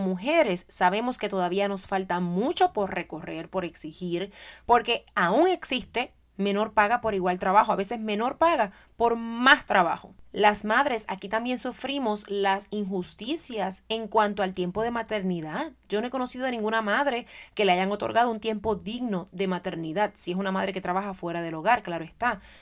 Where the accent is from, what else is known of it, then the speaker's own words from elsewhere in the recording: Puerto Rico; moved away; Soy madre, soy educadora, soy puertorriqueña